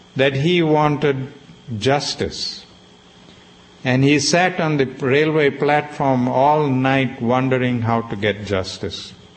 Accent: South Africa; I was growing up in South Africa

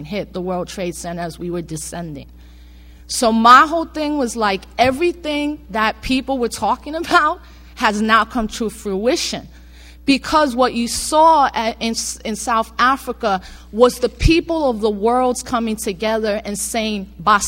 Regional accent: Puerto Rico; as a Puerto Rican and understanding how I, as an American citizen, am still second class

